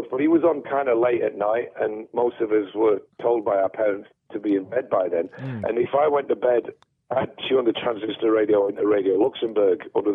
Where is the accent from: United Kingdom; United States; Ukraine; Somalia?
United Kingdom; Sheffield, Yorkshire and the Humber; growing up in Sheffield in the 70s, we had the BBC